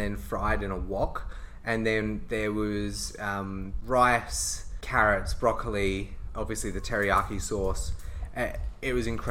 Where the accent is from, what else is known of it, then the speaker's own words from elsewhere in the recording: Australia; we are Australian